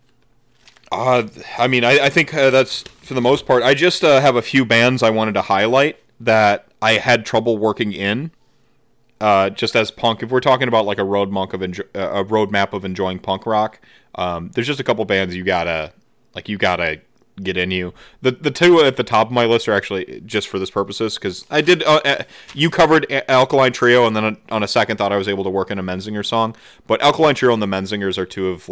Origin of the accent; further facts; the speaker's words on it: Midwest, United States; I'm from the Midwest